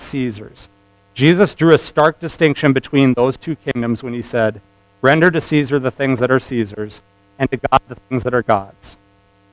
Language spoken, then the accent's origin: English; United States; As proud of an American as I am